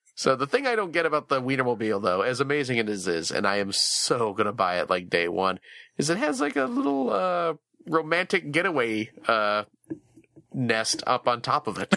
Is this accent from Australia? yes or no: no; Chicago, Illinois, United States; I'm from the Chicagoland area